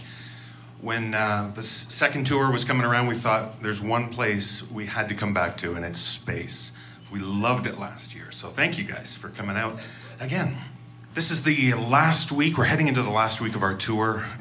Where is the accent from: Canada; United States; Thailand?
Canada; as a Canadian